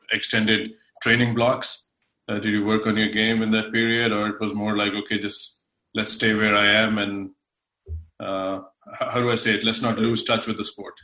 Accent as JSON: {"language": "English", "country": "India", "moved": "yes", "lives_now": "United States", "said": "I'm originally from India, but now I'm based in states."}